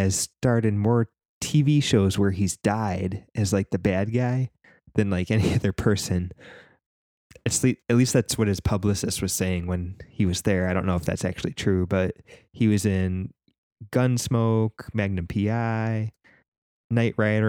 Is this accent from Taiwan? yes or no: no; Canada; As a Canadian